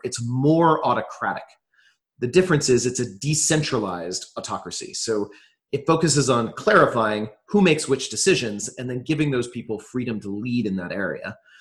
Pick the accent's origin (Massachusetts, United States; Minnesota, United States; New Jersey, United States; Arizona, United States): New Jersey, United States; now in Austin, United States; I grew up mostly on the East Coast in um, a few different places, but mostly New Jersey for most of my childhood